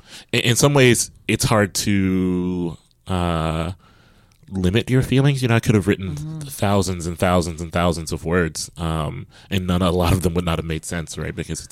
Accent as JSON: {"language": "English", "region": "Midwest", "country": "United States", "tie": "born or raised there", "said": "And I grew up in the States and the Midwest, as … did."}